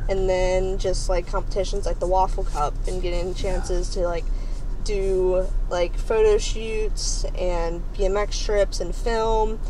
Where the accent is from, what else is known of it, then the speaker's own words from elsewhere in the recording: Northern Kentucky, United States; I'm pretty much grew up in like kind of like the more like civilized kind of like city area